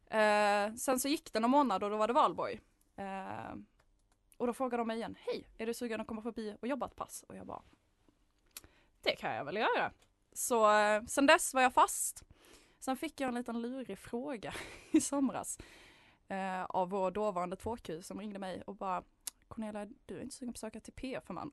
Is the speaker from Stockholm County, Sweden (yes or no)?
no; Malmö, Skåne, Sweden; moved away; född och uppväxt i Malmö